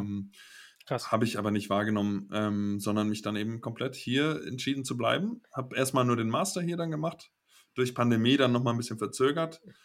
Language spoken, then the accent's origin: German; Kiel, Schleswig-Holstein, Germany; moved away as an adult; also born or lived in Giessen; now in Basel, Switzerland; ich komme aus Kiel, hat mehr Einwohner als Basel